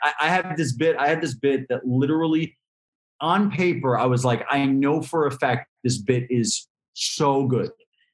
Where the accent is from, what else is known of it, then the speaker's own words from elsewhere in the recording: New York City, New York, United States; as a New Yorker, I grew up in New York. I've been here my whole life